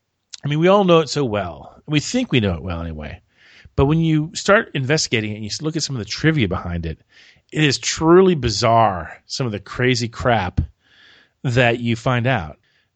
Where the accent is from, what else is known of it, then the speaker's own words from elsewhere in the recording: St. Petersburg, Florida, United States; Cocoon was filmed in my hometown.